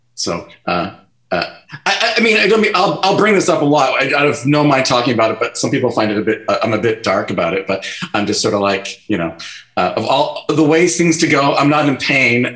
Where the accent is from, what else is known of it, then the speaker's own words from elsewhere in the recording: Vancouver, British Columbia, Canada; also born or lived in North Delta / Surrey / Burnaby; I grew up a lot of places in Vancouver. So, um, uh, I grew up in East Vancouver for, for, the first eight years, and then my parents moved out to the suburbs of North Delta